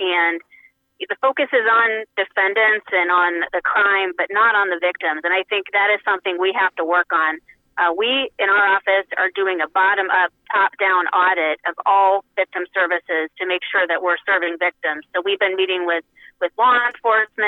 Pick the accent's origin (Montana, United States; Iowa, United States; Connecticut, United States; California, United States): Iowa, United States; Dexter; I'm from Dexter, and my husband and our son, we live on my grandpa's old farm in Guthrie County.